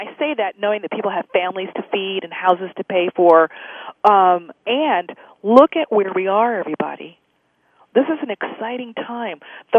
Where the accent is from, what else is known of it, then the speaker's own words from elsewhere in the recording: United States; Well, for me, as an Indian, as a Native American, it's the relationship to God, the Creator, the universe, the trees, the stars.